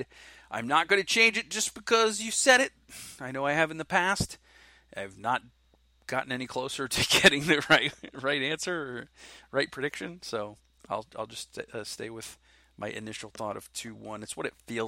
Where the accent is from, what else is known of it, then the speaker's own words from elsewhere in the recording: New Jersey, United States; I'm actually from New Jersey.